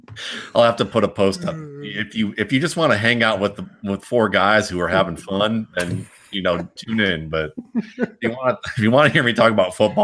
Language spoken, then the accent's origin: English; Georgia, United States; decided to go to the University of Georgia because it was the only school I could afford because I was from Georgia at the time